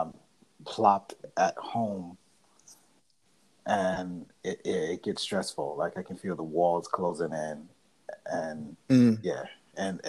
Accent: New York City, New York, United States; I'm not from Holland, because, you know, there's a Brooklyn in the Netherlands. Not from that one, right? I'm from I'm from the colony

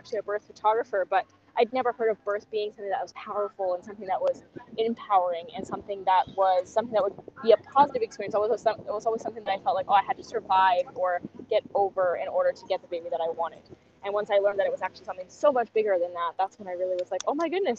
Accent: Germany; also born or lived in Canada; now in Peru; I'm originally from Germany, but I actually lived in Canada for almost 20 years.

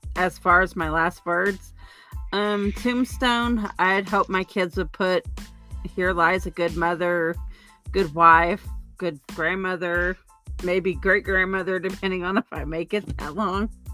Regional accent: Oklahoma, United States; moved away; I'm originally from Oklahoma

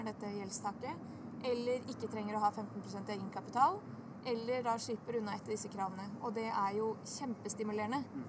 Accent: Bosnia & Herzegovina; now in Oslo, Norway; i Bosnia, der jeg kommer fra

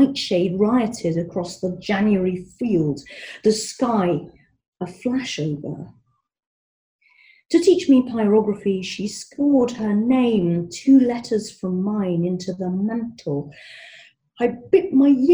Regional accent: Scotland, United Kingdom; moved away; As I've mentioned, I was born in Scotland. I've not been able to live there for ages, and I miss it, and I always go back

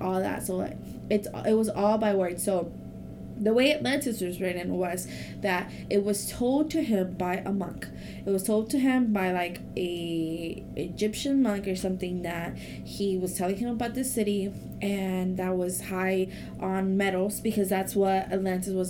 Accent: Mexico; first language Spanish; English is a second language; moved away; I was born in Mexico, so that's my first language

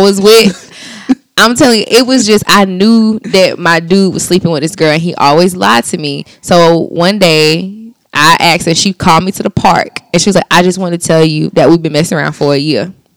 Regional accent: Anderson, South Carolina, United States; I'm from Anderson

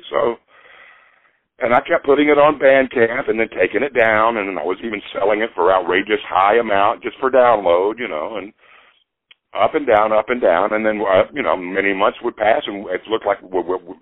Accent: Nashville, Tennessee, United States; moved away as an adult; also born or lived in New Jersey; I'm born and raised in Nashville, but I split for New Jersey for 33 years in 78 up until 2010

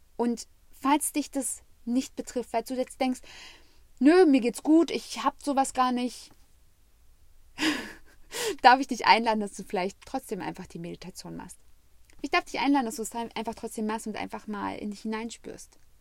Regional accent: Germany; weil ich habe als Jugendliche am Rand Berlin gewohnt

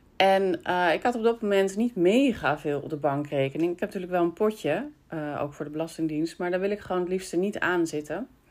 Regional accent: Breukelen, Utrecht, Netherlands; ik ook uit Breukelen kwam. En dat ik met mijn moeder altijd plantjes kocht vroeger bij jullie

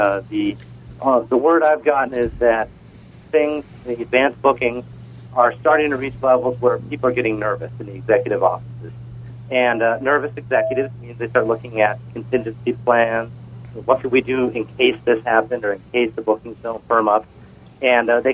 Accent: Southern California, United States; moved away as an adult; now in Florida, United States; I grew up in Southern California, and as you can imagine, that meant I was at Disneyland all the time with my family growing up

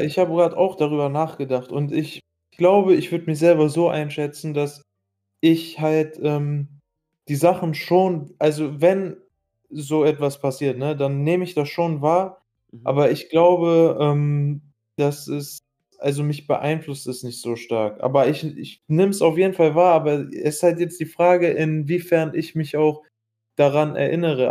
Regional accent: Iraq; now in Germany; ich war äh, in meiner Heimat, äh, in Irak

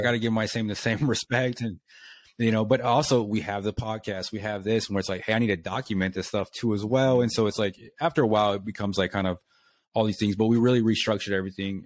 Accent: Lubbock, Texas, United States; moved away as an adult; also born or lived in Japan; moved here, and I'm from here.

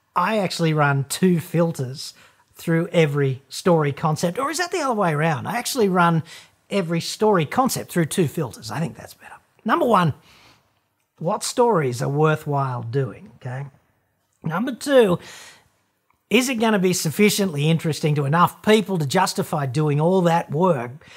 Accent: Australia

